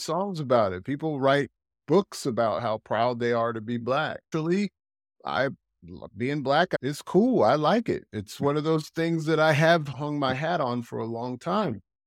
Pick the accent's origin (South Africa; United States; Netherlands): United States; now in Europe; I'm American